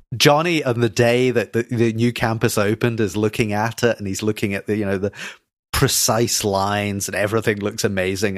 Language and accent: English; Scotland, United Kingdom; I'm Scottish